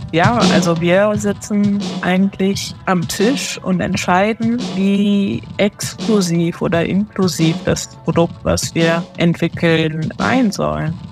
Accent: Germany; German is a second language; also born or lived in Tokyo, Japan; Bin aber dann seit meinem neunten Lebensjahr in Deutschland aufgewachsen

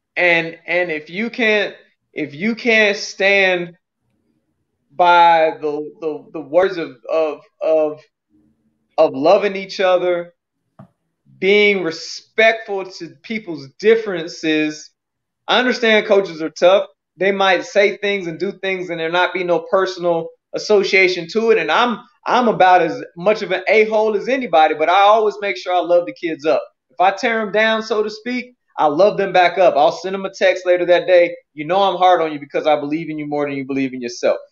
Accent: United States; I'm an American

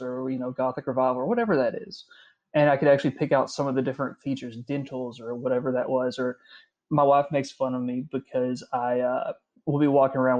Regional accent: Carter County, Kentucky, United States; I'm from Carter County originally, so that's you know that's my neck of the woods

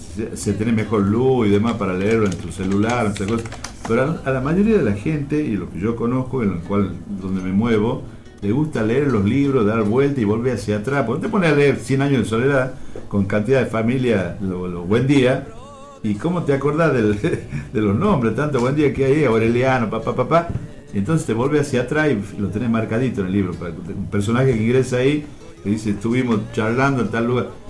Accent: Tucumán, Argentina; soy de Tucumán.

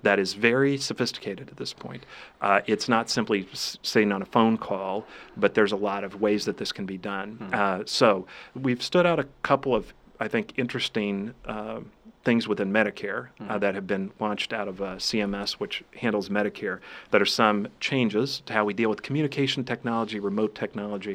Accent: Illinois, United States; born or raised there; moved away; also born or lived in Missouri

